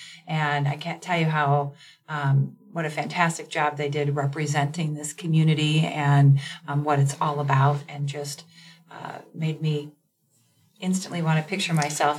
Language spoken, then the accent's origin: English; Cleveland, Ohio, United States; moved away as an adult; now in Lincoln, United States; Well, I was born and raised in a suburb of Cleveland, Ohio. So I'm from far away.